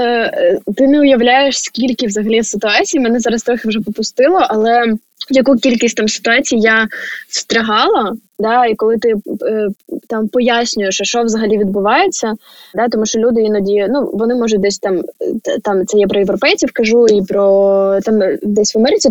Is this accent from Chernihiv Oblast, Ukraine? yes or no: yes; Chernihiv, Chernihiv Oblast, Ukraine; я з Чернігова